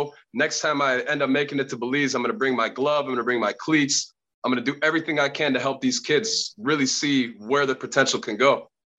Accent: Chicago, Illinois, United States; I grew up in Chicago as well.

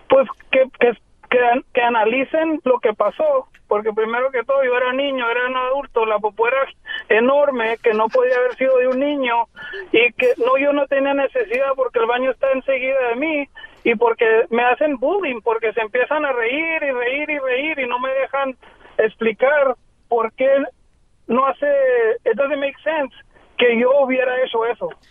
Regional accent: Guerrero, Mexico; now in United States; Yo del estado de Guerrero

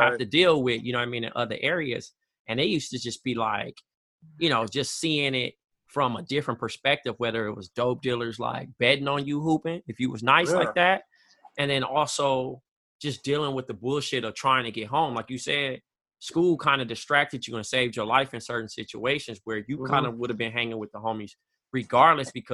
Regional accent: Compton, California, United States; I grew up on Rosecrans and Mayo. And the three high schools you can go to in Compton was Centennial, Compton, or Dominguez

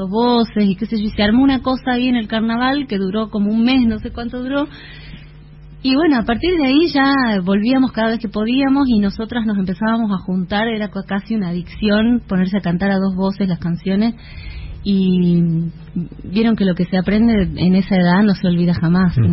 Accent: Salta, Argentina; moved away as an adult; now in Buenos Aires, Argentina; un tiempo vivimos juntas acá en Buenos Aires apenas nos fuimos de Salta para estudiar eh, pero después la Eva se fue a vivir a Italia yo me quedé acá en Buenos Aires

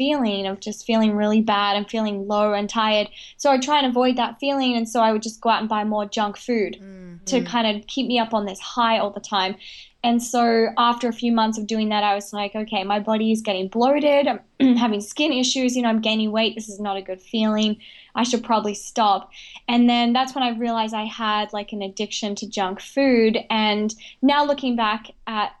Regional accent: Australia; also born or lived in Brisbane; I was born and raised in Australia, and I was actually raised with the Indigenous people in Outback Australia

